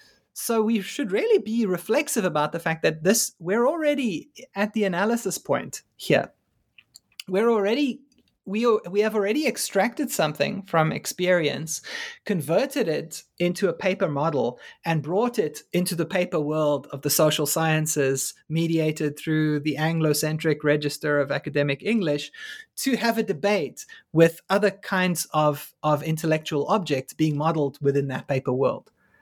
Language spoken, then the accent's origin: English; South Africa; I mean, largely as a South African and being increasingly in these weird alienated spaces of like working on race and black students in China